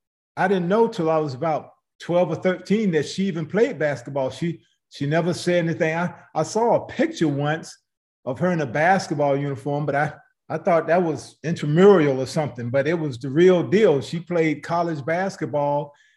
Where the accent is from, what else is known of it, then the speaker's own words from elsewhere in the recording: Greensboro, North Carolina, United States; Well, growing up in Greensboro was definitely something that, everybody should have experienced in life. You know, I came through integration and busing in the 60s. I had always been in Black schools.